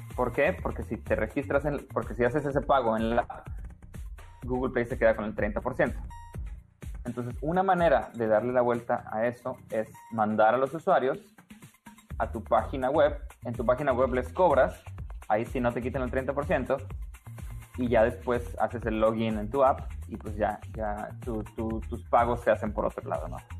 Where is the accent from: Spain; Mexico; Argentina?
Mexico; Tampico, Tamaulipas; moved away as an adult; also born or lived in India / United States / Germany; estudié programación eh, en, Tampico, de donde yo soy.